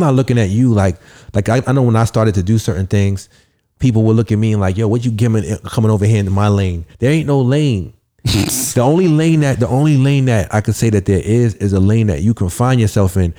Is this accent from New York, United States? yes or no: yes; New York City, New York, United States; I'm from the Bronx